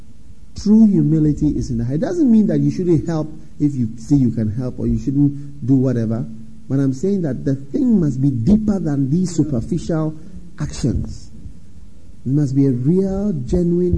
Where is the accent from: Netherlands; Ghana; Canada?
Ghana; I come from Africa, Ghana